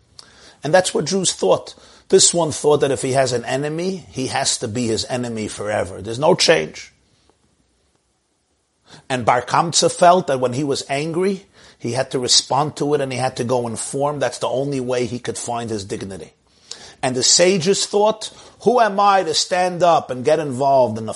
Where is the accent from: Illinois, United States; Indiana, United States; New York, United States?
New York, United States; I'm a New Yorker myself